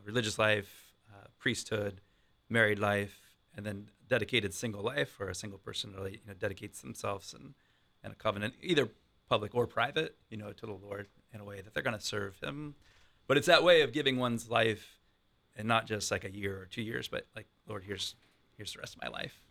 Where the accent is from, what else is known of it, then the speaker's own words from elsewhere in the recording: Columbus, Ohio, United States; I've been in Columbus most of my life